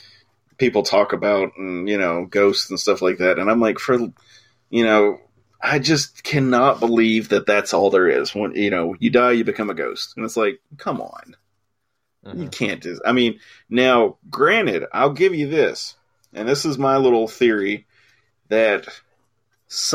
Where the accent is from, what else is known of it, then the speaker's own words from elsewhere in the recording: United States; I'm an American